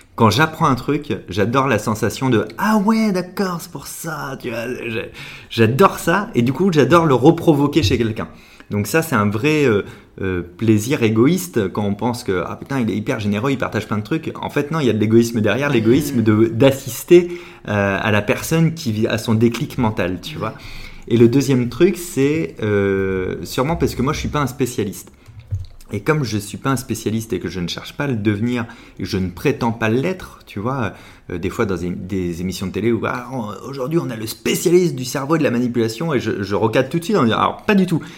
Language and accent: French; La Rochelle, Nouvelle-Aquitaine, France; now in Paris, France